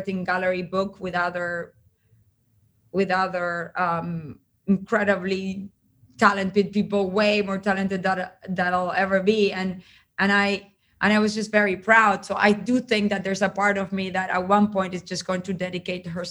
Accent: Uruguay; I grew up in Uruguay in a very particular time in history

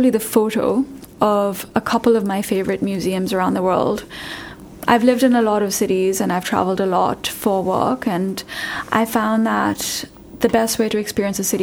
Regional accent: Pakistan; moved away; also born or lived in New York, United States / San Francisco, United States; I'm from Pakistan

